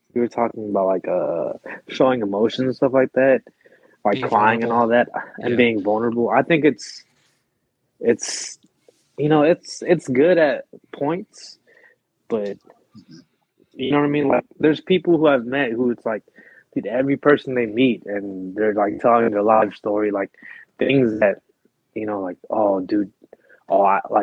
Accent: Philippines; now in United States; I was born in the Philippines

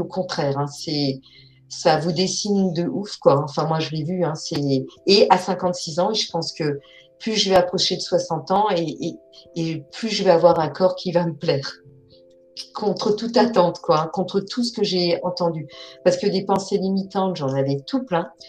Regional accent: Alsace, Grand Est, France; Je suis alsacienne

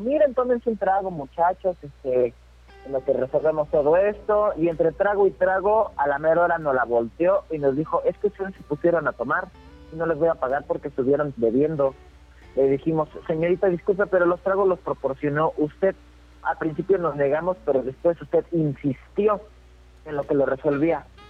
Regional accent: Querétaro, Mexico; soy de aquí de Querétaro

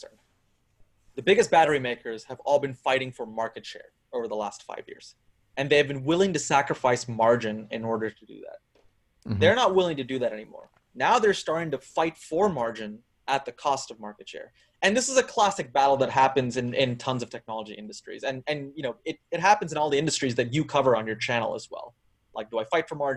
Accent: Texas, United States; Texas, my home state

